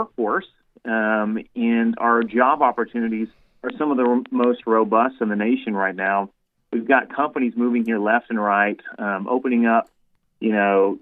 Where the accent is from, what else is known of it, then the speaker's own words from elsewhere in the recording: the South, United States; growing up in the South, I appreciate the four seasons. You know, just about the time you get sick of the hot summers here in Texas